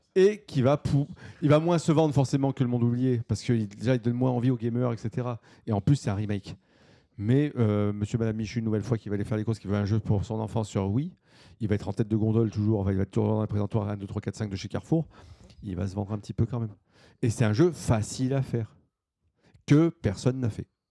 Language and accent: French; France; chez nous en France